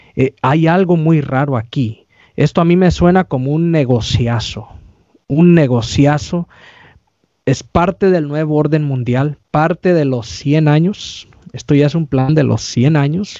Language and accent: Spanish; California, United States; soy aquí de California